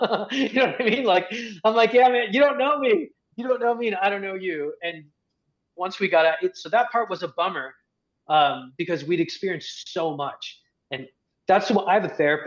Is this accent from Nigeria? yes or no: no; Egypt; moved away; also born or lived in United States; being an Egyptian in America